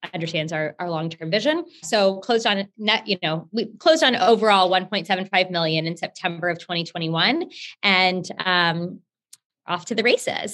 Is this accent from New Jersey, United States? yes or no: no; Houston, Texas, United States; i'm currently based in Houston and I'm from Houston, was born here